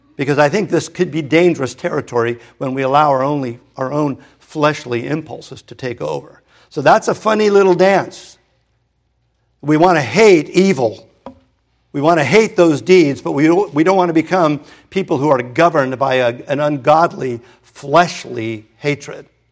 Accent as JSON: {"language": "English", "town": "Hermosa Beach", "region": "California", "country": "United States", "tie": "born or raised there", "said": "I grew up in Hermosa Beach"}